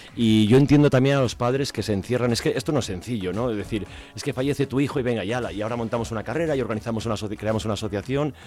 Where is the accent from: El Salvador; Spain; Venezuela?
Spain; Burganes de Valverde, Castile and León; moved away; yo soy de Burganes de Valverde, mm. eh, de un pueblo de la provincia de Zamora